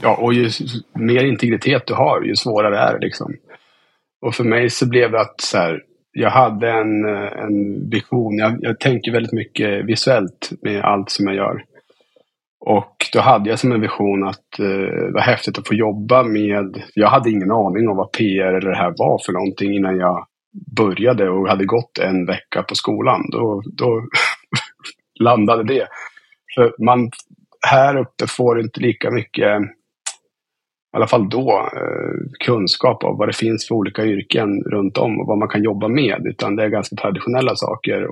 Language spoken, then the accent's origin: Swedish; Östersund, Jämtland, Sweden; also born or lived in Stockholm; Jag är uppväxt i Östersund